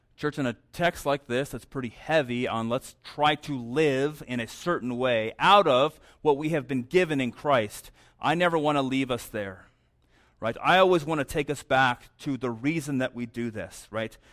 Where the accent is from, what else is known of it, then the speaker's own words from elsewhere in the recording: New Mexico, United States; moved away; also born or lived in St. Louis, Missouri; I'm from New Mexico